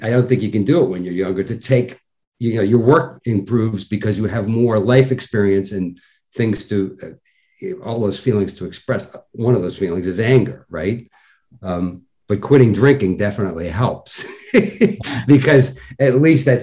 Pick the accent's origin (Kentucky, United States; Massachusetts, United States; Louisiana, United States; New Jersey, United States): Massachusetts, United States; Worcester; moved away; My cousin was a firefighter up in Worcester, Mass, in my hometown